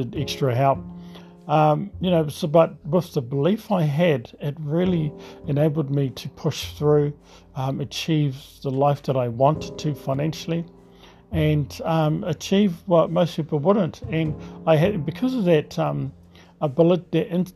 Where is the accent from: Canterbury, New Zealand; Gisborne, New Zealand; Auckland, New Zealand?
Gisborne, New Zealand; Tokomaru Bay; I was brought up on the east coast of New Zealand, a beautiful little seaside township.